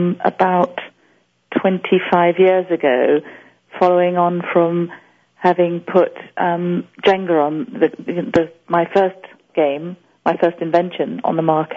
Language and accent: English; Tanzania; also born or lived in West Africa; I was born in East Africa, in Tanzania, and raised in East Africa, but also we moved to West Africa at certain points